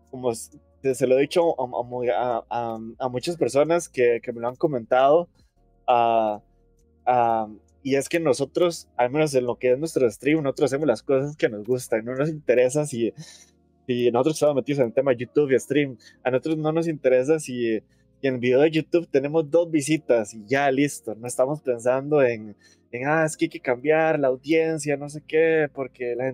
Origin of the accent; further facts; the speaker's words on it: Limón, Costa Rica; no me di cuenta que en mi pueblo